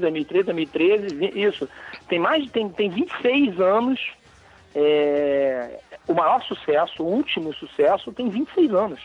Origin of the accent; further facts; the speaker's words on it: Brazil; nós brasileiros